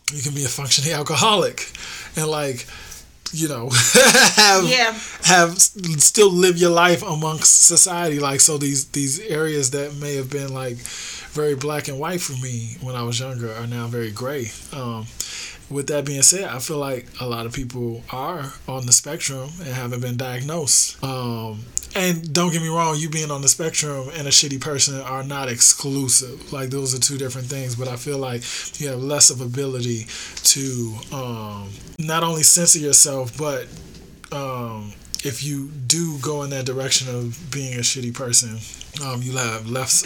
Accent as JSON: {"language": "English", "town": "Chicago", "region": "Illinois", "country": "United States", "tie": "born or raised there", "said": "When I was a kid, I grew up in Hyde Park"}